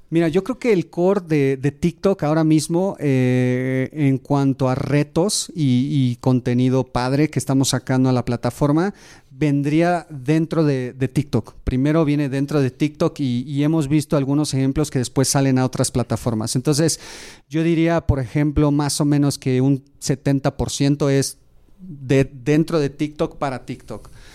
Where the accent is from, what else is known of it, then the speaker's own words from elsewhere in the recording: Mexico; soy mexicano, me encanta, tengo un orgullo por México